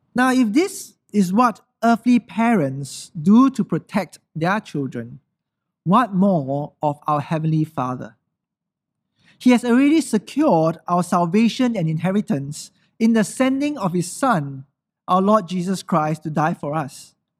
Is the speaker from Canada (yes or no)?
no; Singapore